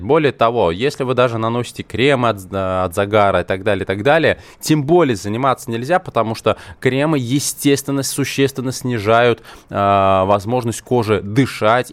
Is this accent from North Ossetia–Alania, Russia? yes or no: no; Moscow, Russia; я родился в Москве, у меня такое советское российское образование